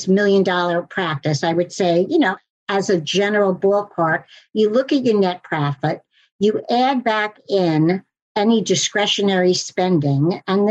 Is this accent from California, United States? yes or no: no; New York City, New York, United States; although I am a New Yorker